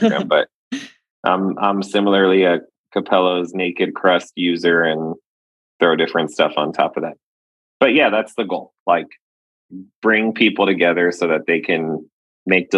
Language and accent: English; Laredo, Texas, United States; growing up in Laredo, Texas